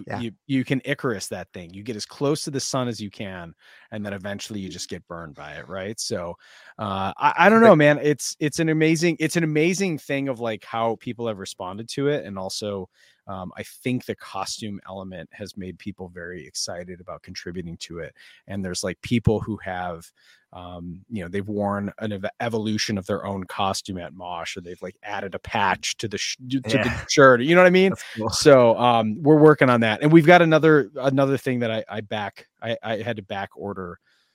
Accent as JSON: {"language": "English", "town": "Detroit", "region": "Michigan", "country": "United States", "tie": "born or raised there", "said": "growing up in Michigan"}